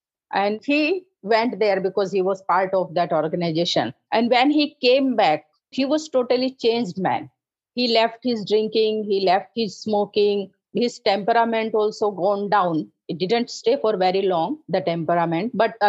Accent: North India, India; now in Maharashtra, India; As I told, I am from North India.

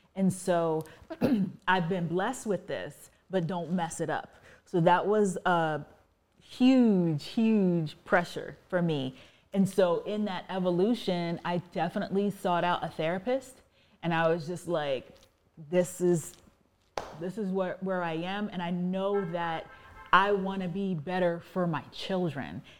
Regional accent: Virginia, United States; I was raised in Virginia

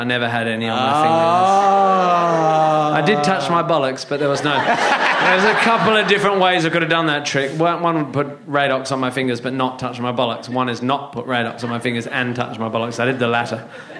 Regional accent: Northampton, East Midlands, United Kingdom; born there; I was born in Northampton in a very similar manner to Andrew Collins.

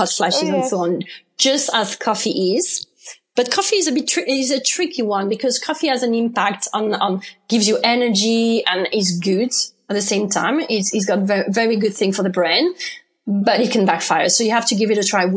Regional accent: France; accent: French; English is a second language; moved away as an adult; also born or lived in United Kingdom; I'm from France, obviously. You can recognize that from my accent.

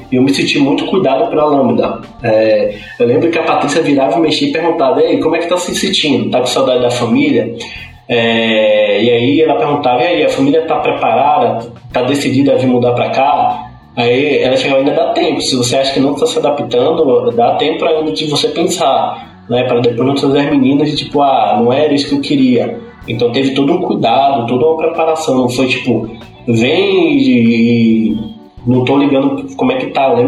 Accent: Salvador, Bahia, Brazil; É, eu vim de Salvador, Bahia, né? lá do Nordeste.

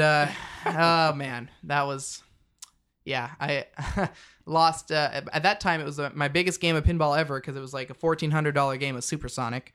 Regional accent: Yakima, Washington, United States; I'm from Yakima

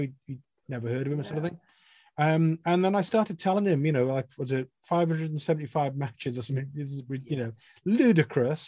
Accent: Cardiff, Wales, United Kingdom; I grew up in Llandaff North, across the way from Glentaff

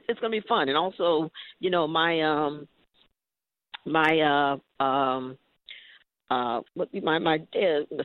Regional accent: Maryland, United States; also born or lived in Portsmouth, Virginia; I grew up in the Maryland area.

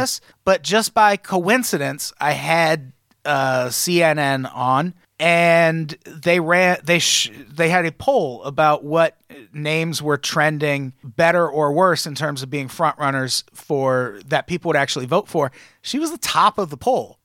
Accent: Midwest, United States; I grew up in the Midwest

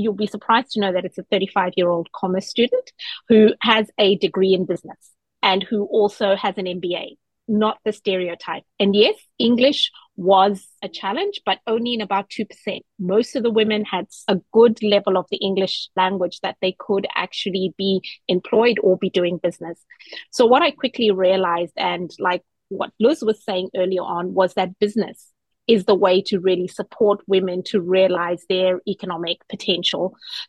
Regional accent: New Zealand; I am also a Kiwi, so I had moved here as a New Zealand citizen.

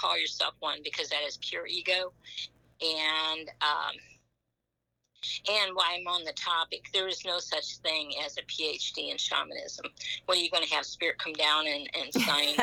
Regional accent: Fort Wayne, Indiana, United States; I'm from Fort Wayne, Indiana, too

